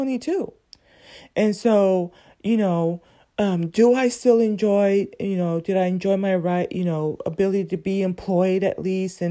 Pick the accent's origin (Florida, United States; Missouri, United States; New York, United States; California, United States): California, United States; Southern; growing up as a teen, growing up in Southern California